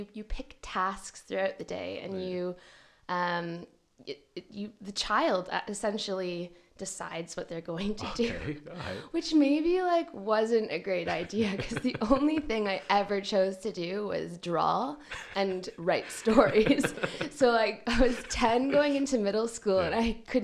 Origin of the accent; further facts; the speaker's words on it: Hamilton, Ontario, Canada; moved away as an adult; also born or lived in Toronto, Canada; now in Aberdeen, United Kingdom; I'm from Hamilton, Ontario, which is about 40 minutes from Toronto.